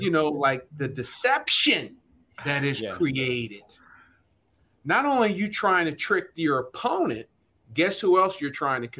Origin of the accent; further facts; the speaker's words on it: Trenton, New Jersey, United States; also born or lived in Bucks County; I grew up in Trenton, New Jersey, and in Laura Bucks County, wanting to play for Buddy Ryan.